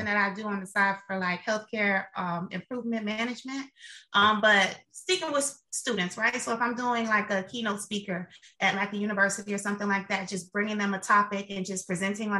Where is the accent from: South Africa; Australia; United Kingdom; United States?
United States; Miami, Florida; moved away; I'm from Miami, Florida